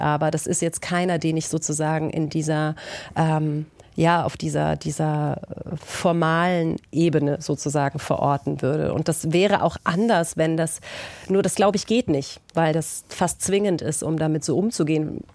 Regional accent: Austria; als Österreicherin selbst

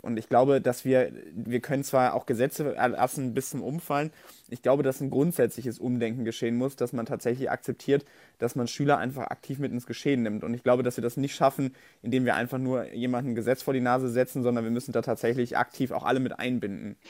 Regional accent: North Rhine-Westphalia, Germany; ich komme aus Nordrhein-Westfalen

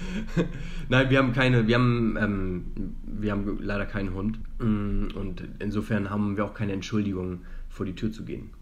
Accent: Hamburg, Germany; moved away as an adult; also born or lived in Leipzig; now in Madrid, Spain; Wenn du mich als Deutschen und als Hamburger ähm, fragst

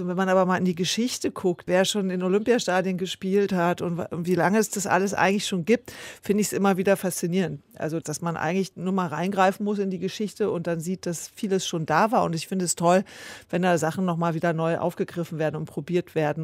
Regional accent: Senftenberg region, Brandenburg, Germany; Das ist ja meine Heimatregion

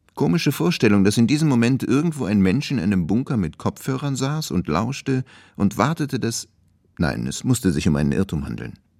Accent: East Germany, Germany; als Ossi

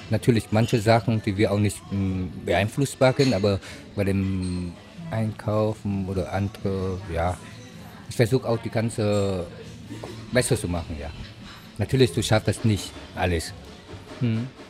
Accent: Vietnam; now in Weimar, Germany; Ich komme aus Vietnam

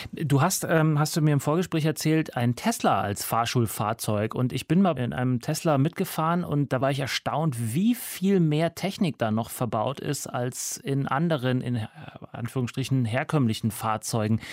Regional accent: Upper Bavarian countryside, Germany; moved away; also born or lived in United States; Da, wo ich herkomme, aus der oberbayerischen Provinz

